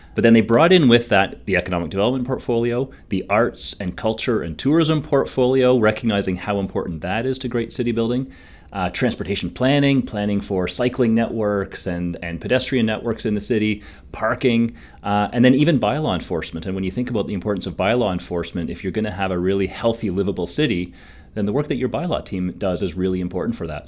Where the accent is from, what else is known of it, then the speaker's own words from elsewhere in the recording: Hamilton, Ontario, Canada; I am from Hamilton, so I grew up here